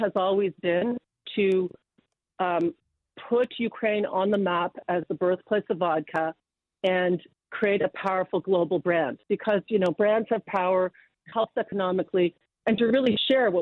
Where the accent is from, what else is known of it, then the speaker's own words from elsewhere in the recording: London, Ontario, Canada; I'm from London, Ontario. I was born in London